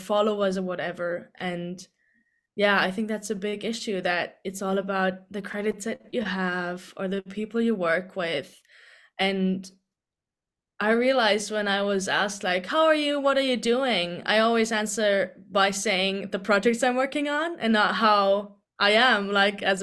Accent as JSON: {"language": "English", "country": "Germany", "also_born_or_lived": "Dublin, Ireland", "moved": "as an adult", "said": "I'm originally from Germany"}